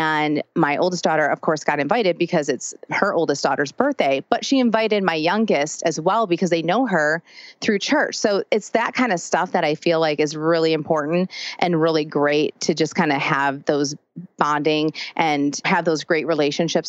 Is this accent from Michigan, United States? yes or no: yes; between Detroit and Ann Arbor, Michigan, United States; moved away as an adult; now in Nashville, United States; I grew up in Michigan between Detroit and Ann Arbor